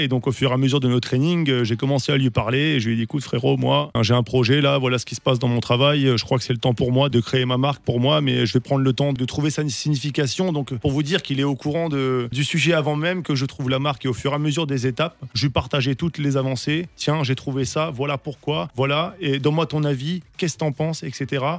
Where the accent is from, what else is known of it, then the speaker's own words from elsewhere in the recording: Strasbourg, Grand Est, France; nous, on vient de Cronenbourg